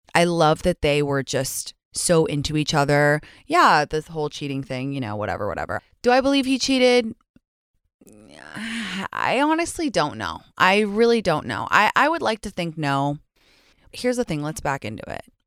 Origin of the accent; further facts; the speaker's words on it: England, United Kingdom; moved away; I grew up in England